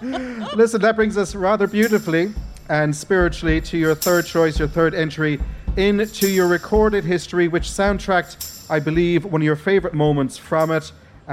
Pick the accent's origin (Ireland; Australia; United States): Ireland; Cork, Munster; I'm from Cork myself